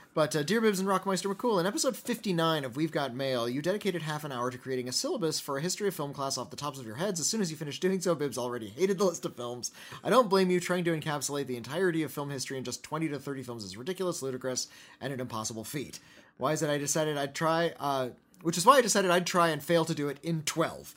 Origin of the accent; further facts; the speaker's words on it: United States; we are from the United States